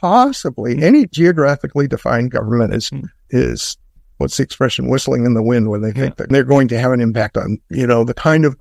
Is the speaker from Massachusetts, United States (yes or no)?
yes; Boston, Massachusetts, United States; being a Bostonian.